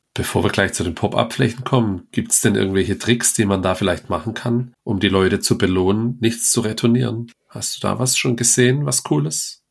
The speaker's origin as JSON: {"language": "German", "area": "das Ländle", "region": "Baden-Württemberg", "country": "Germany", "said": "bei uns im Ländle"}